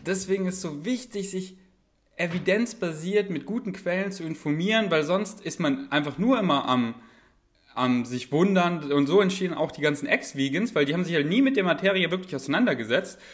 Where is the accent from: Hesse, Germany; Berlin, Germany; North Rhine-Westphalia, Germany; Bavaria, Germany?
Bavaria, Germany; moved away; ich komme ja aus, aus Bayern